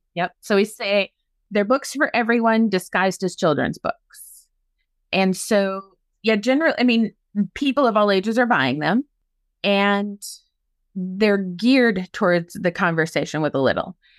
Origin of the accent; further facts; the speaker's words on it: Maynard, Minnesota, United States; My hometown is Maynard, Minnesota